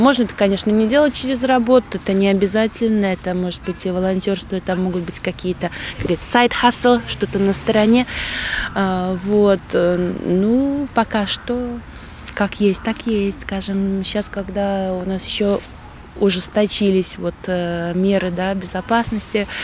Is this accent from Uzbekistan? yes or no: no; Krāslava, Latgale, Latvia; moved away as an adult; also born or lived in England; now in Krauja, Latvia; я просто вернулась в родной город э, к родителям